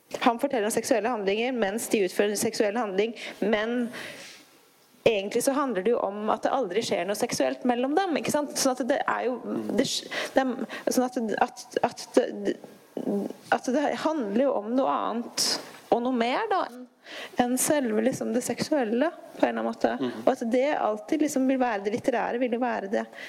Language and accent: Norwegian; Tana, Finnmark, Norway; Jeg vokste opp i Tana i Øst-Finnmark